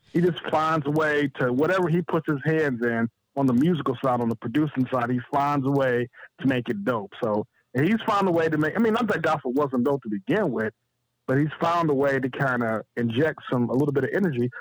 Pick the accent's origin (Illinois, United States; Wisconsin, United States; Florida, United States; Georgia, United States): Illinois, United States; Chicago; I'm from Chicago